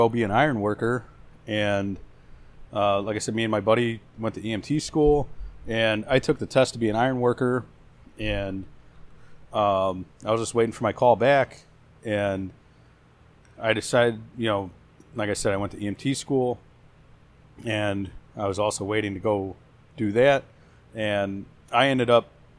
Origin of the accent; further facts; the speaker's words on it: Hammond, Indiana, United States; I'm from Hammond originally